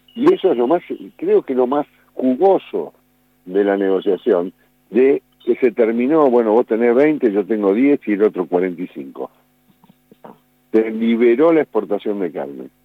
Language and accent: Spanish; Buenos Aires, Argentina; also born or lived in Olavarría / Espigas; Nací en Buenos Aires, pero tuve mucho en Olavarría, mucho, mucho, porque mi, familia tenía un campo ahí en la zona de Espigas